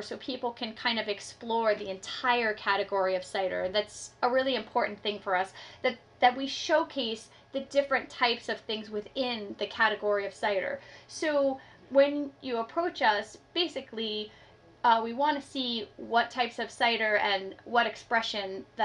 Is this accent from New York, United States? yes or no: yes; New York City, New York, United States; moved away as an adult; now in Hudson Valley, United States; I grew up in New York City